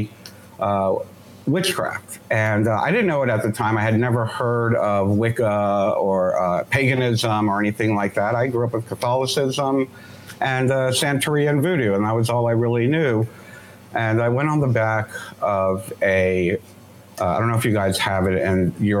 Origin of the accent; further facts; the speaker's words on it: Miami, Florida, United States; I grew up in Miami, Florida